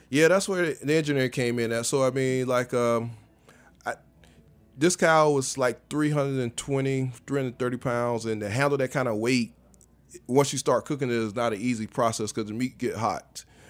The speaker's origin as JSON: {"language": "English", "region": "South Carolina", "country": "United States", "tie": "born or raised there", "said": "I grew up in the farming, South Carolina"}